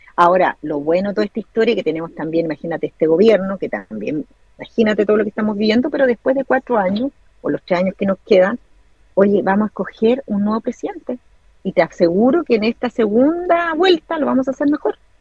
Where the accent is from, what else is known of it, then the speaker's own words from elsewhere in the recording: Chile; moved away as an adult; now in New Zealand; soy chilena, porque vivo en el extranjero hace 17 años